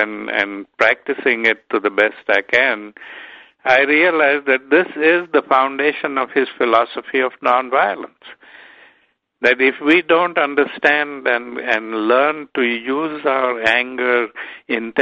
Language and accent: English; Durban, KwaZulu-Natal, South Africa; I grew up in South Africa where there was a lot of prejudice